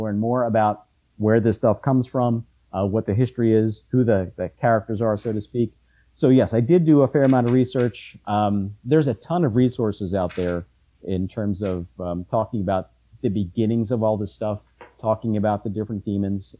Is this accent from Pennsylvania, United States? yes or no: yes; Philadelphia, Pennsylvania, United States; also born or lived in Bucks County; Where I live, where I grew up in Philadelphia